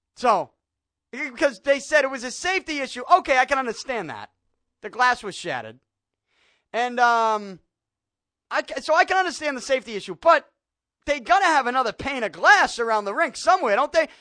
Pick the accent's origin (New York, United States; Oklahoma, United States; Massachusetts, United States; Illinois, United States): Massachusetts, United States; Boston; I'm from Salty, born and raised South Boston